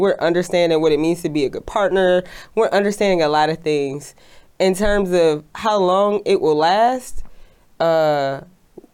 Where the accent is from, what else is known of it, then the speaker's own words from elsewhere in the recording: Detroit, Michigan, United States; I'm from Detroit, Michigan, which is a company town